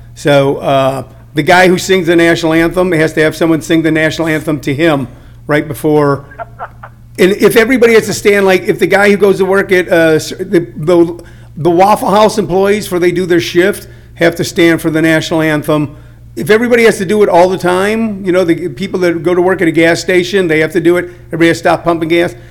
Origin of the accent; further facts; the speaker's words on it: St. Louis, Missouri, United States; moved away; also born or lived in California; I grew up in uh, in St. Louis, Missouri, and then moved to California